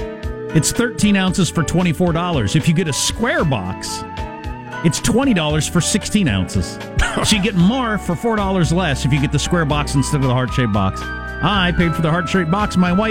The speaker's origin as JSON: {"language": "English", "region": "Midwest", "country": "United States", "tie": "born or raised there", "said": "I didn't know that because I grew up in the Midwest."}